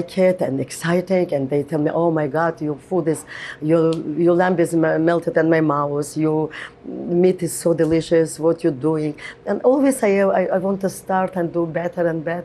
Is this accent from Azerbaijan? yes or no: yes; Qusar, Azerbaijan; moved away as an adult; now in New York, United States; I grew up in Azerbaijan